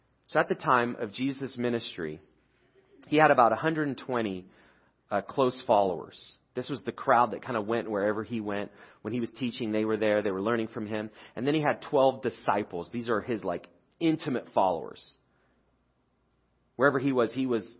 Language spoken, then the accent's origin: English; United Kingdom; I'm British